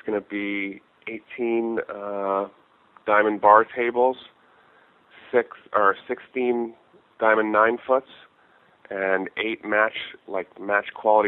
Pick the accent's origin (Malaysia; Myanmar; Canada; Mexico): Canada; it's one of the perks of being Canadian.